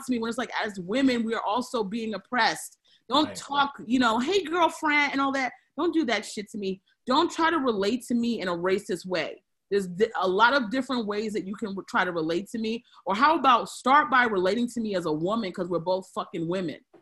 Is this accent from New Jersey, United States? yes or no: no; Aberdeen, Maryland, United States; I grew up in Aberdeen, Maryland